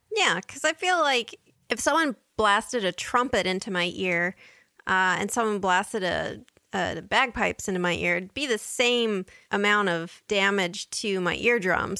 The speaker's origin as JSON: {"language": "English", "country": "United States", "said": "as an American"}